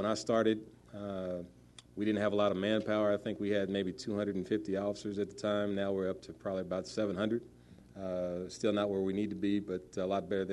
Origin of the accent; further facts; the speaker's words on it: Wichita, Kansas, United States; I grew up in Northeast Wichita.